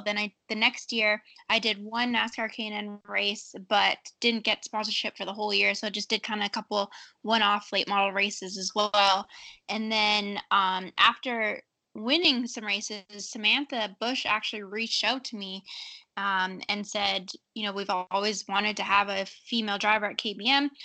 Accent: Canada; I grew up in Canada racing dirt.

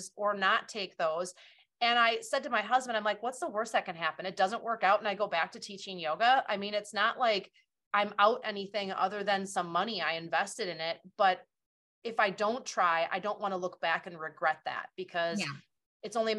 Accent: Wisconsin, United States; my hometown here in Wisconsin

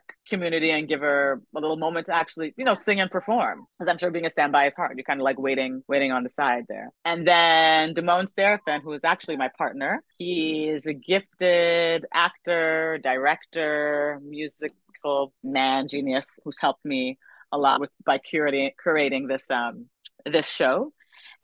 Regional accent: Canada; My career is mostly spanned in Canada because I'm Canadian

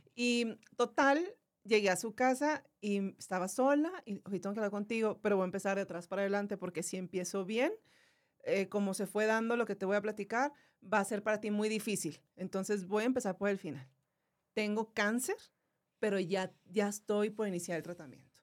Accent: Monterrey, Nuevo León, Mexico; yo soy de Monterrey

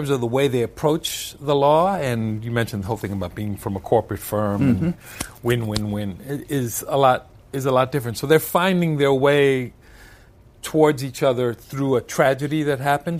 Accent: Brooklyn, New York, United States; also born or lived in Bronx / Puerto Rico; I mean, I'm from Brooklyn, but I lived in the Bronx. I lived in Puerto Rico for a time.

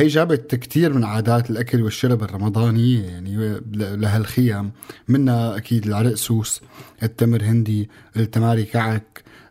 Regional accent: Syria; مننا كسوريين

